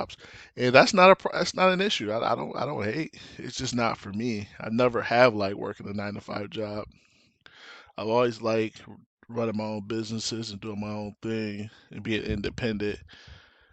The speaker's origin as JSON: {"language": "English", "town": "Lansing", "region": "Michigan", "country": "United States", "tie": "born or raised there", "also_born_or_lived": "Detroit, Michigan", "moved": "as an adult", "lives_now": "Arizona, United States", "said": "I was born and raised in Lansing, moved to Detroit in 98"}